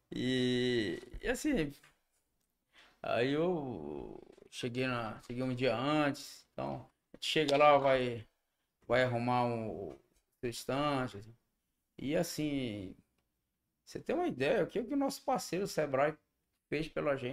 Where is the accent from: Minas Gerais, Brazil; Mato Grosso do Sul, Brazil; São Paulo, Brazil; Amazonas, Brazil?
Amazonas, Brazil; Parintins; eu sou, sou de lá